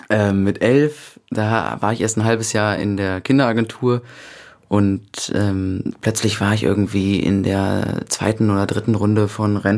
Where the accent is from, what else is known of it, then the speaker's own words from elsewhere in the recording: Cologne, North Rhine-Westphalia, Germany; Köln, das ist meine Heimatstadt.